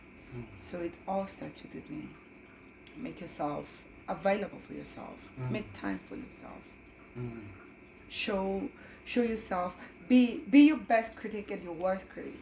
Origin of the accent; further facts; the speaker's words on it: Kenya; moved away as an adult; also born or lived in Germany; now in Canada; I was born and raised in Kenya.